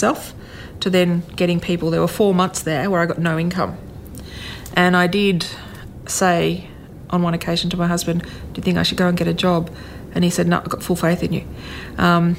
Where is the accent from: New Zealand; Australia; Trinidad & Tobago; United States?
Australia; Canberra, Australian Capital Territory; I grew up in Canberra.